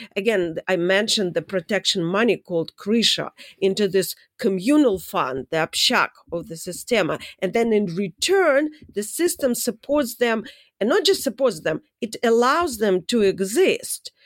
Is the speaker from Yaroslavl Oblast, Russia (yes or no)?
no; Saint Petersburg, Russia; moved away; I'm from Saint Petersburg